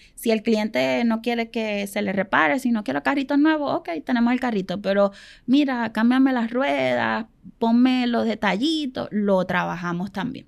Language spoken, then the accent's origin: Spanish; Venezuela; now in Puerto Rico; nosotros somos venezolanos